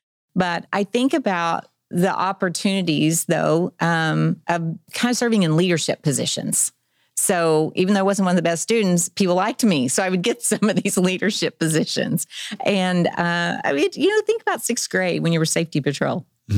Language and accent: English; Tulsa, Oklahoma, United States; now in Bentonville, United States; I was thinking the other day, I came from Tulsa. I probably never met a mayor while I was there.